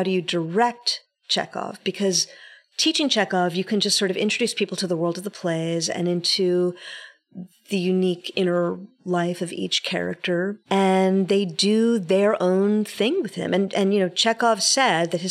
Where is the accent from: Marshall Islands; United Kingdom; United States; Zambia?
United States; New York City, New York; born and bred in New York City, born of people who were born in New York City